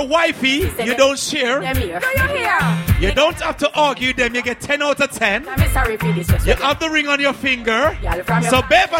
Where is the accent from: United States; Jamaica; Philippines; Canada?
Jamaica; I am a Jamaican